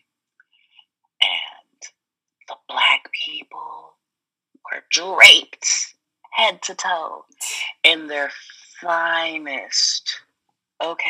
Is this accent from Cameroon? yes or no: yes; Cameroon; moved away; where are you from? And I was like, Cameroon